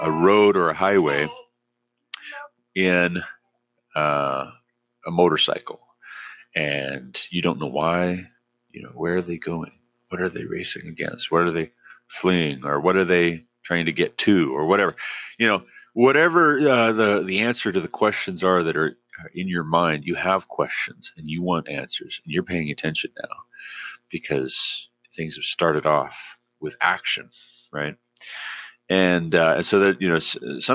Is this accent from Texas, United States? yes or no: no; Glendive, Montana, United States; also born or lived in Savage, Montana / Hillsborough, Ohio; I'm originally from Glendive, Montana.